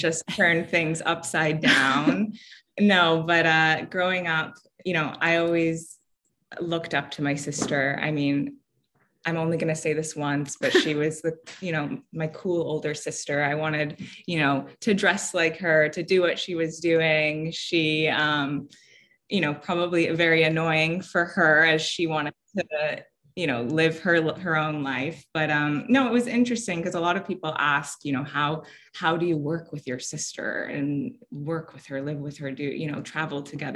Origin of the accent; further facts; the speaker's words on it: Vancouver, British Columbia, Canada; also born or lived in Abruzzo, Italy; our parents came, both immigrated to Vancouver when they were pretty young